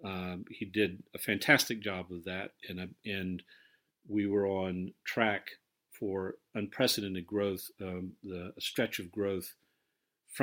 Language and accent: English; United States; now in London, United Kingdom; as an American living abroad